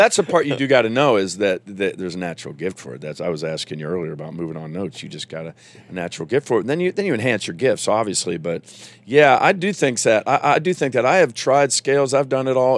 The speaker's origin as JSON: {"language": "English", "region": "Virginia", "country": "United States", "tie": "born or raised there", "moved": "yes", "said": "I'm raised in Virginia, so there's a little bit of Southern boy in me"}